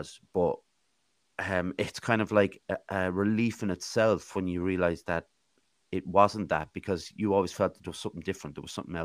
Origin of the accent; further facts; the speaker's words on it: Swords, County Dublin, Ireland; moved away as an adult; also born or lived in Ballinasloe; now in Athlone, Ireland; I was born actually in Ballinasloe Hospital, but I grew up in Athlone until I was 8. And then I moved up to Swords, County Dublin, went to school there and actually moved back to Athlone when I was 18